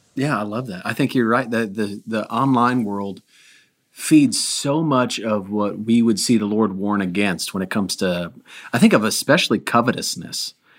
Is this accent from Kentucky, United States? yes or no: no; Milwaukee, Wisconsin, United States; moved away; I grew up in Milwaukee